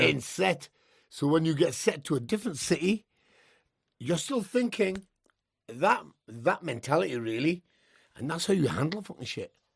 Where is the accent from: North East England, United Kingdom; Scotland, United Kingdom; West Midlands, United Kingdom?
North East England, United Kingdom; Newcastle; I'm from Newcastle, just used to white lads